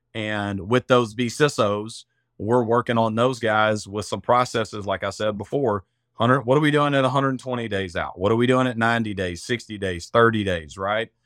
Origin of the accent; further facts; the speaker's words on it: Arkansas, United States; accent: redneck; I'm from Arkansas, if you can't tell by the, uh, by the redneck accent